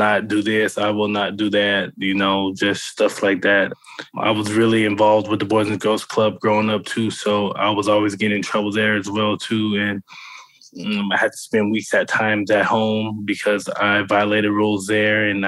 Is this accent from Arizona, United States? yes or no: yes; Avondale, Arizona, United States; I grew up in Avondale, Arizona